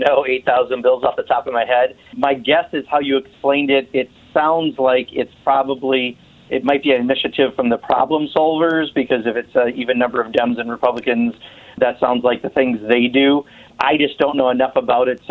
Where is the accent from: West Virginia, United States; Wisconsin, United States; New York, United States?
Wisconsin, United States; I'm from Wisconsin